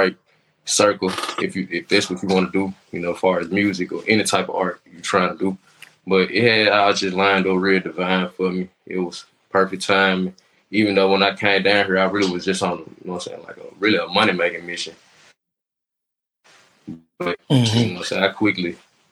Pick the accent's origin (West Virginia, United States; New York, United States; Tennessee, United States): Tennessee, United States; Memphis; now in Atlanta, United States; I'm from Memphis.